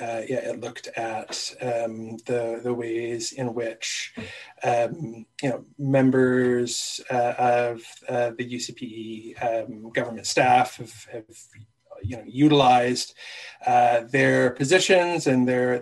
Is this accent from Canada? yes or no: yes; Vancouver, British Columbia, Canada; now in Calgary, Canada; So I've lived in Calgary since 2007. I was a transplant from Vancouver.